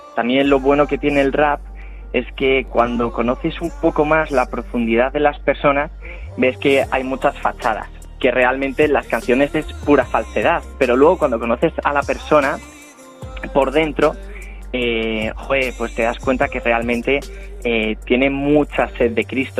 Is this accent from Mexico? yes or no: no; Spain; yo me siento orgulloso de, ser español